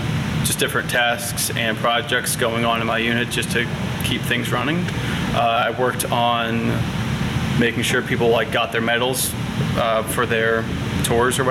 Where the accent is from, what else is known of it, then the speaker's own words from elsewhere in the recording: Indiana, United States; also born or lived in Fort Wayne, Indiana / Cannelton, Indiana / Richland, Indiana; my first memories were in Candleton, Indiana, right kind of along the Ohio River, in our house there when I was like maybe four or five. When I was five, we moved just 20 minutes away to Richland, Indiana